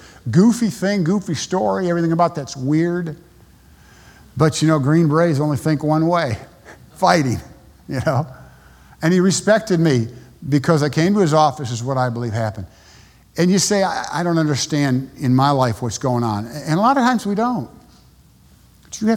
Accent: United States; moved away as an adult; also born or lived in Panama; I'm an American

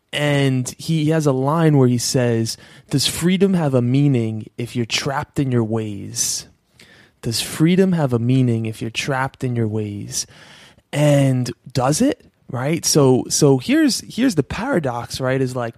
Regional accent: East Coast, United States; Like, although I'm from the East Coast and …'s from the West Coast, there was still something there.

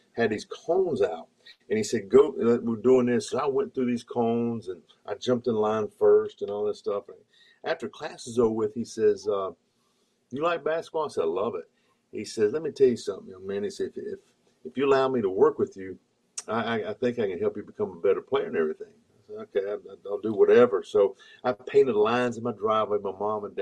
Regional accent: Hickory, North Carolina, United States; also born or lived in Asheville, North Carolina; I was born in Nashville. I grew up in Hickory

